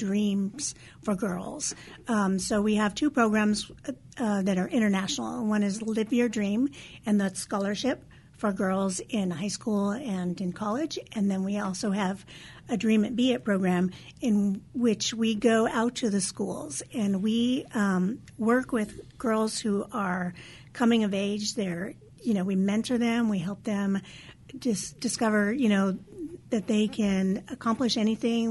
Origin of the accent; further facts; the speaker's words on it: Whittier, California, United States; moved away as an adult; also born or lived in Hawaii; I grew up in Whittier, but I left for a long time, right after high school pretty much.